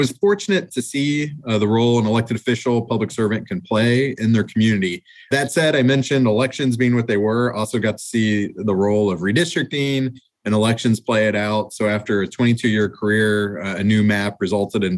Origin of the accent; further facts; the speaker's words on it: Columbus, Ohio, United States; Born and raised in Columbus